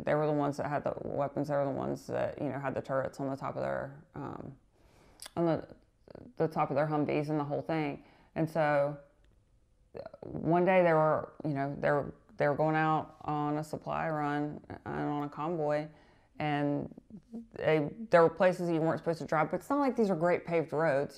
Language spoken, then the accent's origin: English; North Carolina, United States; we're both from North Carolina